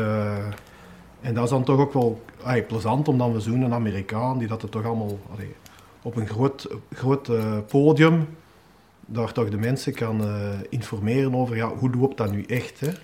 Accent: Hoogstraten, Flanders, Belgium; ik ben ik geboren en getogen in Hoogstraten

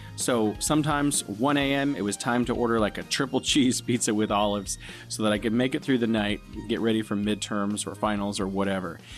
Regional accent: San Francisco, California, United States; moved away as an adult; now in Wuhan, China; I am from San Francisco, California, in the United States, although I am now living here in beautiful Wuhan, China

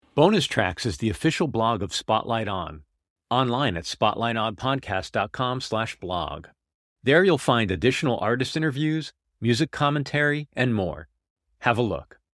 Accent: New Haven, Connecticut, United States; I grew up outside of New Haven, Connecticut

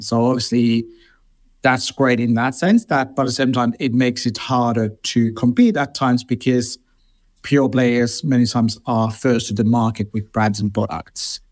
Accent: Finland; moved away as an adult; now in London, United Kingdom; I grew up in Finland and I moved to London twenty-three years ago now.

